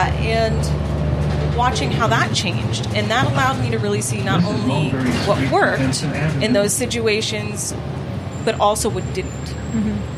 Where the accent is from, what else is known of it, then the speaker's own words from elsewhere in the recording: New Jersey, United States; moved away as an adult; now in Greenville, United States; I am originally from New Jersey. I moved here at the end of 2019.